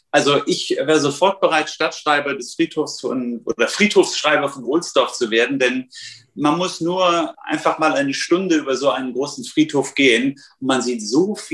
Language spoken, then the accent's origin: German; Kassel, Hesse, Germany; born there; Mein, mein Vater, die Familie meines Vaters, in Kassel, wo ich geboren bin, Nordhessen, die waren seit Mitte des 19. Jahrhunderts dort Spediteure